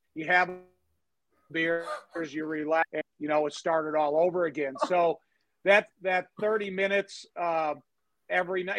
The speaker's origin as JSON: {"language": "English", "town": "Chicago", "region": "Illinois", "country": "United States", "tie": "born or raised there", "said": "I grew up in Chicago my whole life"}